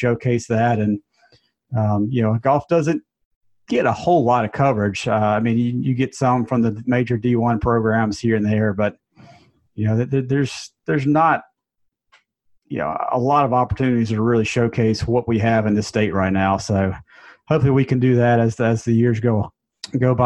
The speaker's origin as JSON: {"language": "English", "town": "Jackson", "region": "Mississippi", "country": "United States", "tie": "born or raised there", "said": "I'm from Jackson, member of the Country Club of Jackson, played out there since a kid"}